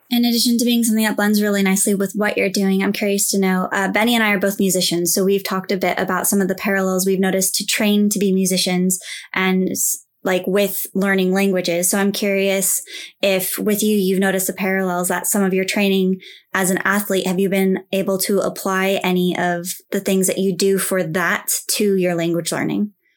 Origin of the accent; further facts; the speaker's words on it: United States; I'm from the U S as well.